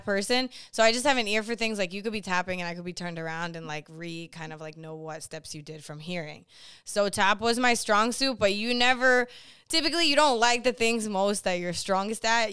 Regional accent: Boston, Massachusetts, United States; I'm originally from Boston, Massachusetts

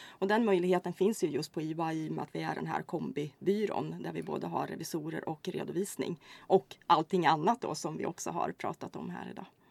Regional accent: Hällefors, Örebro County, Sweden; moved away as an adult; also born or lived in Kristianstad / Karlstad; now in Örebro, Sweden; jag är inte skåning utan eh, jag kommer ursprungligen ifrån Hällefors faktiskt här i Örebro län

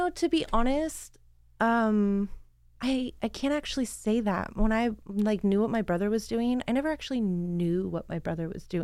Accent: Canby, Oregon, United States; now in Pacific City, United States; I grew I grew up in Canby

